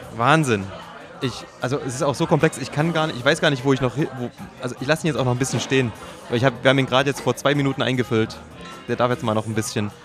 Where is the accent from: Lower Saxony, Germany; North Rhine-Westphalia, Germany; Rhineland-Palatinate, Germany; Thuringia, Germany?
Thuringia, Germany; moved away; ich bin ja Thüringer, wir waren in Thüringen